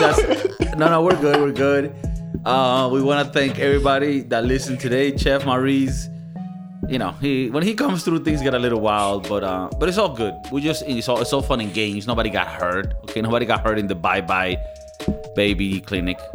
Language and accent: English; Venezuela; moved away; I come from Venezuela